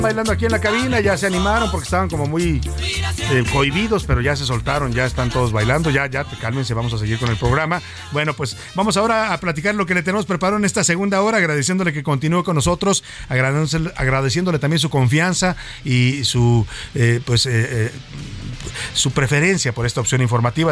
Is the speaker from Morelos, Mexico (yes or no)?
no; Guadalajara, Jalisco, Mexico; moved away as an adult; now in Mexico City, Mexico; Ahí nací, ahí crecí ahí viví y fui feliz